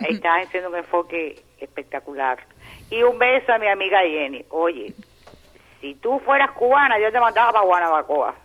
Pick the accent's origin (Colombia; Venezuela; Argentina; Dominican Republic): Venezuela; mi pueblo de Venezuela, que lo quiero